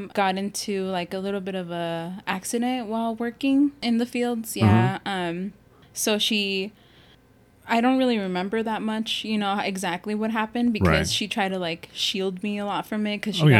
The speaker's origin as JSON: {"language": "English", "town": "Summerton", "region": "South Carolina", "country": "United States", "tie": "born or raised there", "said": "well, I grew up in Summerton, you know, obviously."}